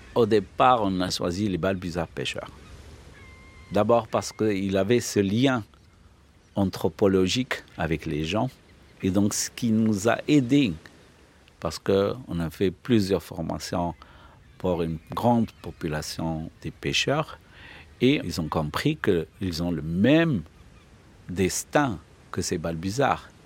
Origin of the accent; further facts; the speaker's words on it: Fes, Fès-Meknès, Morocco; moved away as an adult; now in Al Hoceima, Morocco; Je suis né à Fès, mais j'ai été affecté comme professeur euh, SVT dès 87